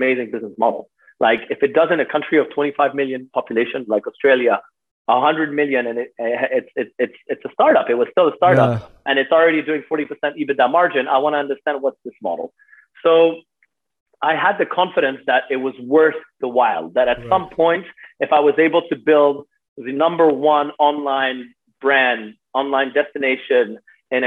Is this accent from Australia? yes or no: no; Switzerland; I grew up in Switzerland